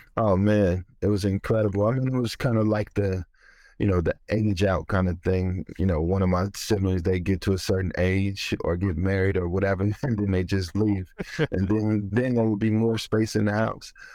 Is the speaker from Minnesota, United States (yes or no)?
no; Ferguson, Missouri, United States; moved away; also born or lived in New York; growing up in Ferguson